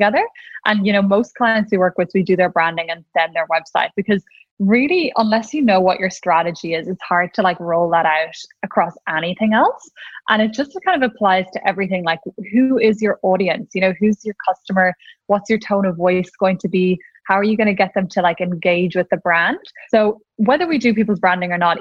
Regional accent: Ireland; accent: Irish; I'm Irish, in case anyone couldn't tell from my accent

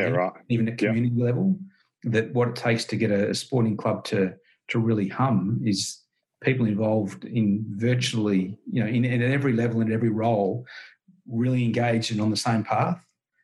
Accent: Victoria, Australia; a country kid, growing up in Victoria

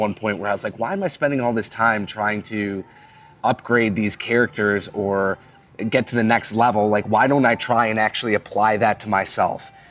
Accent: Buffalo, New York, United States; now in Cincinnati, United States; growing up in Buffalo, there's such a strong winter culture

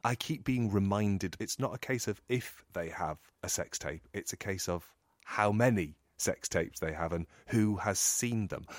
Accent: England, United Kingdom; I'm English

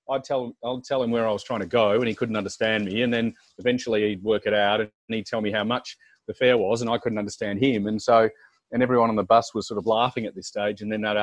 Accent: Australia; accent: Australian; I did learn to, what I say, neutralise my Australian accent. So after a few beersies, I probably revert to my Australian accent.

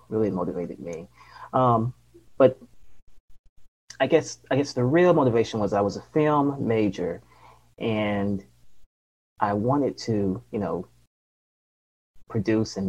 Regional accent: Los Angeles, California, United States; also born or lived in Duarte, California / Memphis, Tennessee; I was born in Duarte, California, and it's in the Los Angeles area, about 10 miles east of Los Angeles, born and raised in Los Angeles

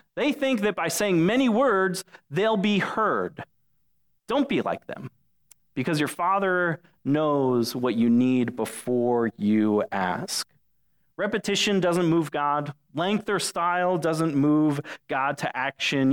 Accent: Englewood, Florida, United States; now in Dunedin, United States; Englewood is is my hometown.

